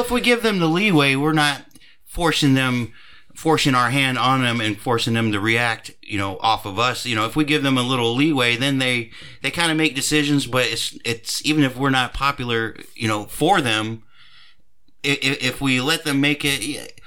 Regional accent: United States; we as Americans

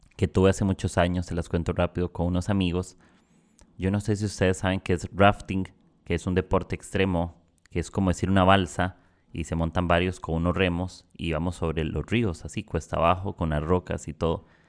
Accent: Costa Rica; moved away as an adult; now in Peru; yo soy de Costa Rica y estoy viviendo acá en Perú

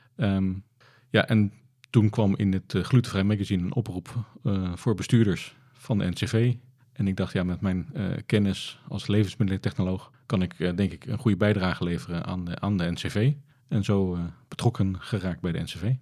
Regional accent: Netherlands; we als Nederlanders

